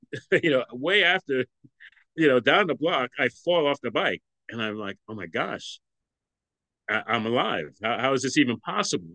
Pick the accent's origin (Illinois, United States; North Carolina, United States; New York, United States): New York, United States; New York City; I grew up in Brooklyn, New York. I'm I'm from Brooklyn, New York, and continue to live in Brooklyn, New York now